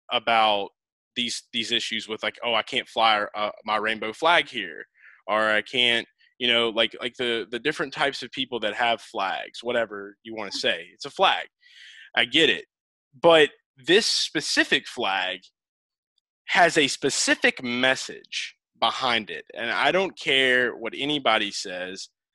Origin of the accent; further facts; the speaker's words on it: New Orleans, Louisiana, United States; I'm from New Orleans area